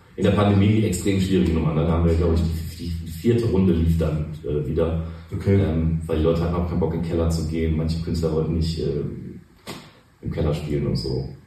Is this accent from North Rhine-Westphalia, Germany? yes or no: yes; Cologne, North Rhine-Westphalia, Germany; Ich bin in Pochts geboren mhm. und dann die ganze Zeit auf der Schelsig eigentlich unterwegs gewesen und da aufgewachsen.